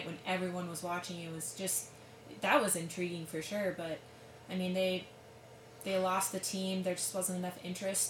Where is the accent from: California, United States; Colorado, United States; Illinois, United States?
Colorado, United States; Silverton; also born or lived in Durango, Colorado; I grew up in Silverton